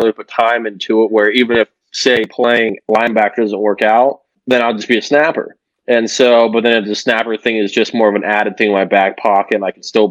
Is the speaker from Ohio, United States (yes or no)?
yes; Delaware, Ohio, United States; moved away as an adult; now in Cincinnati, United States; a D3 school in my hometown of Delaware, Ohio